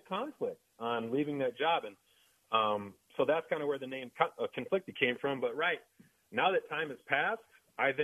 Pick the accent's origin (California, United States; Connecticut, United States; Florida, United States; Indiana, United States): Indiana, United States; small town; in my hometown, in small town Indiana